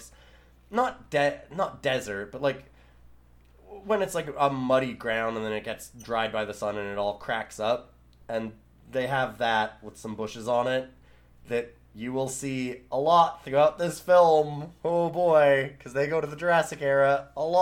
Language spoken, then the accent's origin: English; Canada; I'm from Canada.